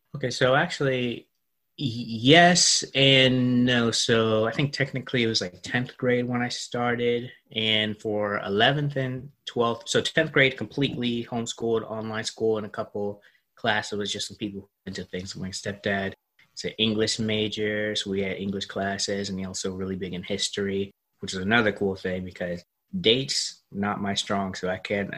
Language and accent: English; Charleston, South Carolina, United States; moved away; my grandma's house in my hometown, Charleston, South Carolina